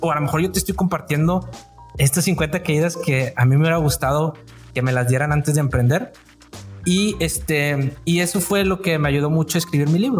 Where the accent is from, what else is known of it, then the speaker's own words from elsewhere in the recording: Apodaca, Nuevo León, Mexico; vengo de, soy de Apodaca, el otro lado del lado de San Pedro, o sea, de, acá de Apodaca, Nuevo León